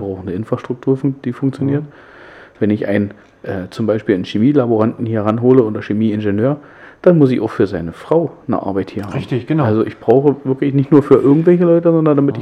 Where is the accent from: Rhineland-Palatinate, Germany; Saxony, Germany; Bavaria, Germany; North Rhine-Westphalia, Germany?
Saxony, Germany; Hoyerswerda; meine Heimatstadt